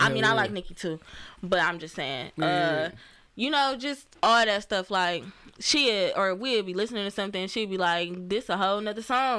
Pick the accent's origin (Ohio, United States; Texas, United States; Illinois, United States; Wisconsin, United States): Ohio, United States; Cleveland; moved away; also born or lived in Atlanta / Detroit; Growing up in Cleveland, it was straight. I moved around a lot, so I done lived all over Cleveland.